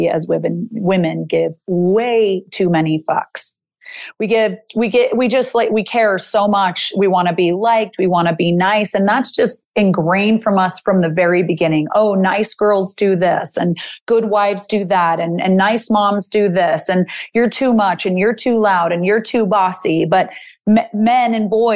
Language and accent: English; Salt Lake City, Utah, United States; I'm from Salt Lake City, Utah.